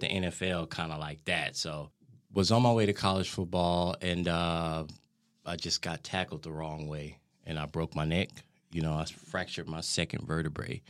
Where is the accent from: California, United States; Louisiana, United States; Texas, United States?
Texas, United States; Tyler; now in Denmark; I'm from Texas, from Tyler, Texas. I was born and raised there